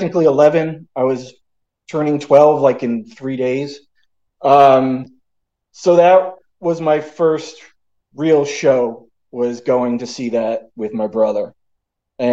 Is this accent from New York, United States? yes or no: no; Ewing, New Jersey, United States; I grew up in a suburb of Trenton, New Jersey called Ewing